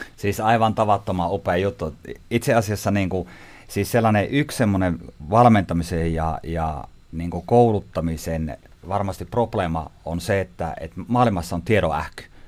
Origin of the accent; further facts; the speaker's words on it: Haapajärvi, North Ostrobothnia, Finland; mä kotosin siis Haapajärveltä. Eli tämä murre, mitä tässä mönkärän nyt tämän keskustelun aikana tulee sieltä.